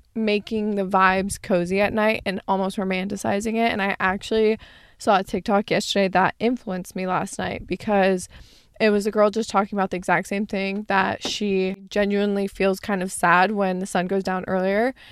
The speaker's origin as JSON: {"language": "English", "region": "Arizona", "country": "United States", "tie": "born or raised there", "moved": "yes", "lives_now": "California, United States", "said": "growing up in Arizona"}